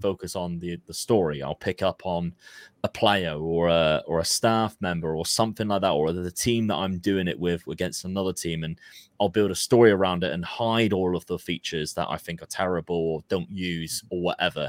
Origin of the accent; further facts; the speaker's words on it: Plymouth, South West England, United Kingdom; we're from Plymouth